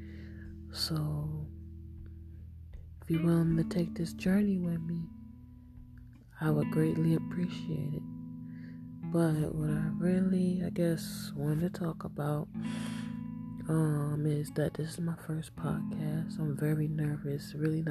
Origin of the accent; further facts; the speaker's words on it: Hempstead, New York, United States; I'm from Hempstead, New York